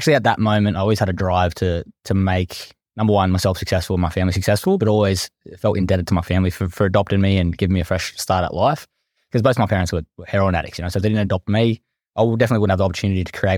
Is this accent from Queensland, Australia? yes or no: no; Blacktown, New South Wales, Australia; As I said … from Western Sydney. I come from Blacktown. I'm now living in lovely Maroubra, so a bit of a difference.